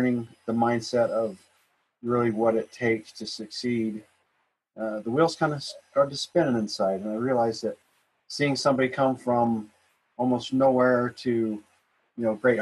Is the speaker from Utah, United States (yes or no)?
yes; Midvale, Utah, United States; also born or lived in Santa Cruz, Utah; I was raised in Midvale, South Salt Lake.